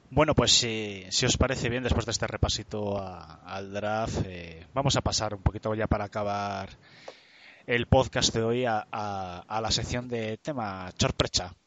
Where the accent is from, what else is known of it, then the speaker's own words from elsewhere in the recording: Spain; como españoles